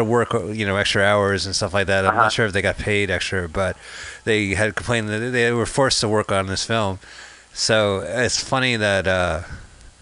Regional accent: New Jersey, United States; now in San Francisco, United States; we're from New Jersey

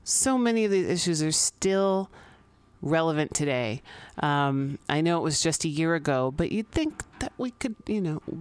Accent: San Francisco, California, United States; I grew up here in San Francisco.

